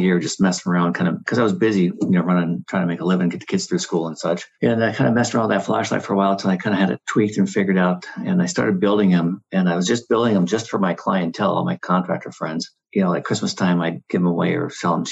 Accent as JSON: {"language": "English", "region": "Midwest", "country": "United States", "tie": "born or raised there", "also_born_or_lived": "California", "moved": "as an adult", "said": "I grew up in the Midwest on a farm."}